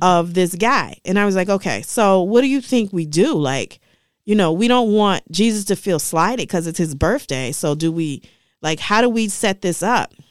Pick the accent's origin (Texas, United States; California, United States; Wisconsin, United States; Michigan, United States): Michigan, United States; Detroit; I grew up in Dege-, Detroit